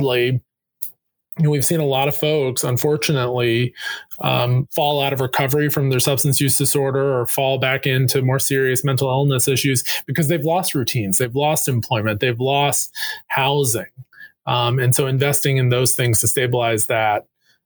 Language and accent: English; North Carolina, United States; I had the great privilege of growing up in North Carolina